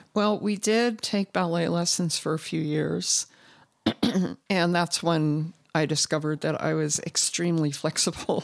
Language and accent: English; southern Indiana, United States; moved away as an adult; also born or lived in Bloomington, Indiana; now in Utah, United States; I grew up in southern Indiana, but, um, really close to Cincinnati